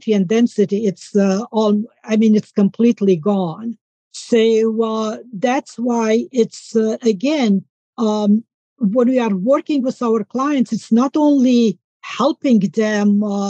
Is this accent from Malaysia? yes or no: no; Romania; moved away; I'm from Romania, and I grew up on an organic farm.